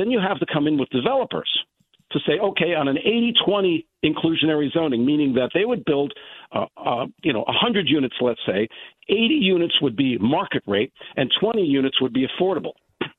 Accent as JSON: {"language": "English", "town": "Westport", "region": "Connecticut", "country": "United States", "said": "So I'm from Westport. Let's talk about Westport specifically."}